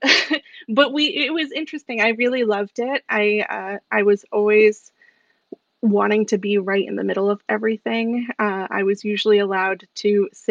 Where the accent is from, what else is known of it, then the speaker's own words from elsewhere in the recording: Salem, Massachusetts, United States; I grew up in Salem, Massachusetts, in the height of the witchcraft craze going on.